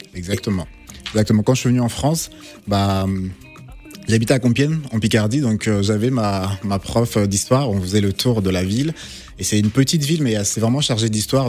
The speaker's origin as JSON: {"language": "French", "region": "Kinshasa", "country": "DR Congo", "tie": "born or raised there", "moved": "yes", "said": "Je, suis né, je suis né au Congo"}